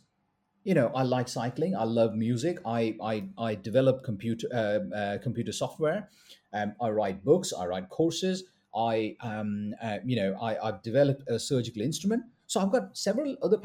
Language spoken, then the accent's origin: English; India; I'm a Indian doctor